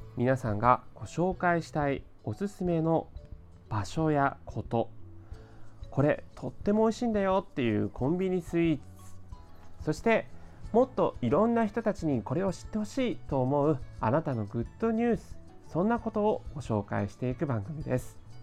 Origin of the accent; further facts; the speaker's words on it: Tokyo, Japan; 生まれも育ちも東京